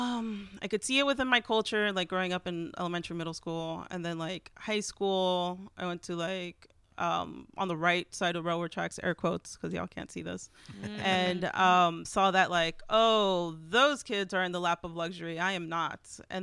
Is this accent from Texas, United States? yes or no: yes; Texas, United States; And I'm not Mexican, even yeah. though I'm from Texas.